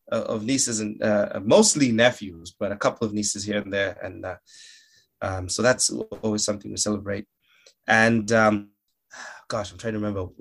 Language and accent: English; Malawi; No, I'm I'm from uh, a country called Malawi. Uh, M A L A W I is the spelling.